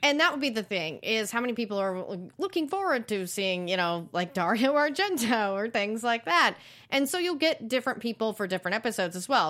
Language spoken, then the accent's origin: English; the South, United States; growing up in the South